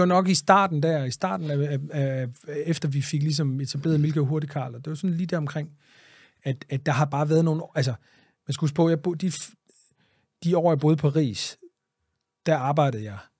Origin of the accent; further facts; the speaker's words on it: Greenland; moved away; also born or lived in Jutland; mine barndom på Grønland